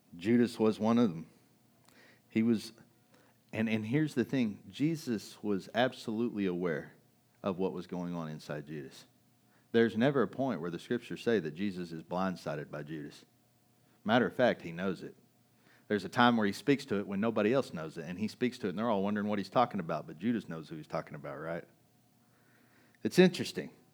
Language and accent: English; United States; We're American